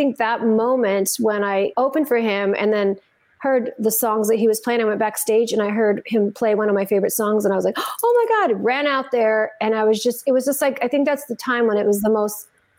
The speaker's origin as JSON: {"language": "English", "town": "Santa Fe", "region": "New Mexico", "country": "United States", "tie": "born or raised there", "said": "I grew up in Santa Fe, New Mexico"}